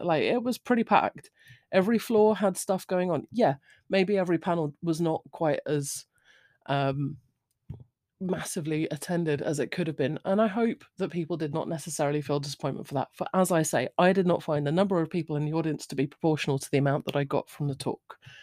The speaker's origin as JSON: {"language": "English", "country": "United Kingdom", "said": "I'm British. I'm of a certain age."}